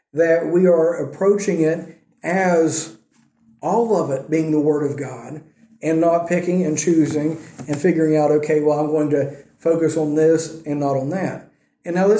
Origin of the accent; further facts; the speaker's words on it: United States; moved away; being an American